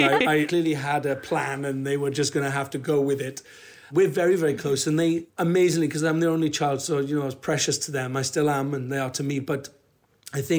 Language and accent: English; Wales, United Kingdom; I'm a Welsh actor